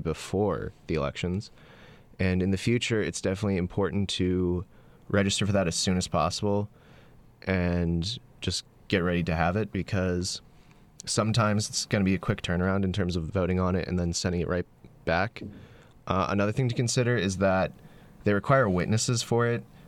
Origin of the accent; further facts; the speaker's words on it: North Carolina, United States; moved away as an adult; I'm from North Carolina